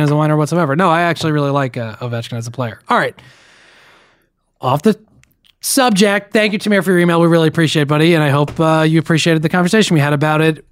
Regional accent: New Jersey, United States; my home state, the Garden State of New Jersey

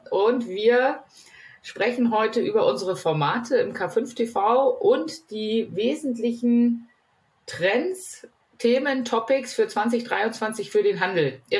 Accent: Northern Germany, Germany; geografisch komme ich aus Norddeutschland, wie der Name ja verrät

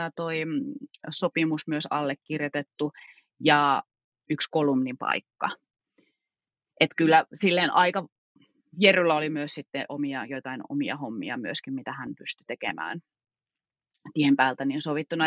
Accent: Kittilä, Lapland, Finland; moved away; mä olen syntynyt täällä ää, Kittilässä ja tämä on kotijoki mulle

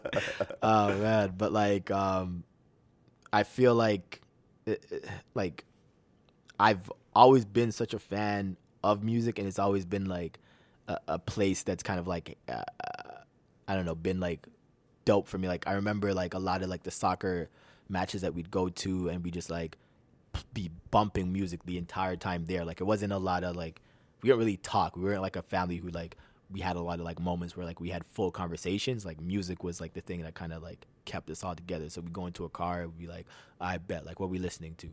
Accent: Toronto, Ontario, Canada; also born or lived in Mississauga; I was born in Toronto

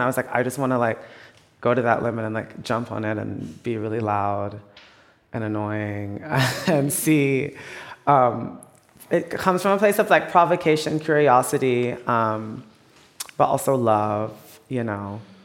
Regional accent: Texas, United States; I'm from Texas, my family's in the South

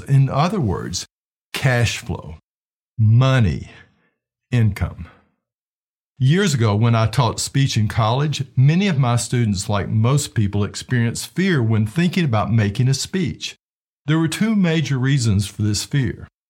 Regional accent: Knoxville, Tennessee, United States; my hometown of Knoxville, Tennessee

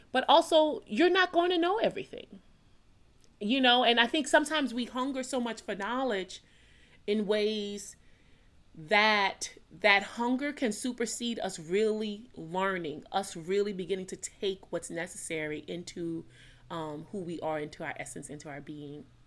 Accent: New Orleans, Louisiana, United States; I'm born and raised in New Orleans, Louisiana

